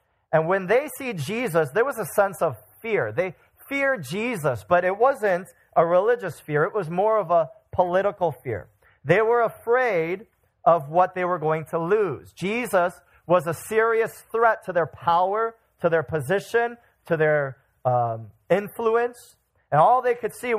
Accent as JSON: {"language": "English", "town": "Chicago", "region": "Illinois", "country": "United States", "said": "I'm from Chicagoland"}